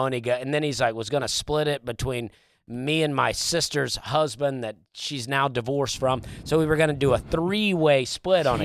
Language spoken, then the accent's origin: English; Alabama, United States; accent: Southern; I grew up in Alabama.